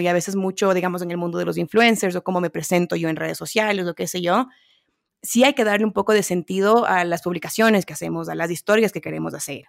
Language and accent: Spanish; Quito, Pichincha, Ecuador; yo nacida y crecida en Quito, Ecuador